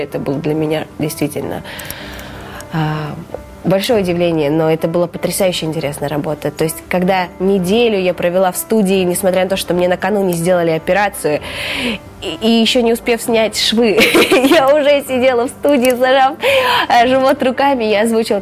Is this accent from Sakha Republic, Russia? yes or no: yes; Yakutia, Sakha Republic, Russia; also born or lived in Kazakhstan; now in Moscow, Russia; Я родом из Казахстана, и, собственно, вся моя семья а, родились там, и они там до сих пор живут, но выросла я в Якутии